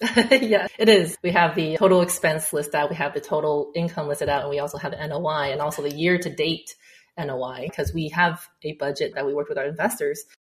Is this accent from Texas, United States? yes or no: yes; Texas, United States; also born or lived in China / Houston; now in Dallas, United States; i came back to texas where my hometown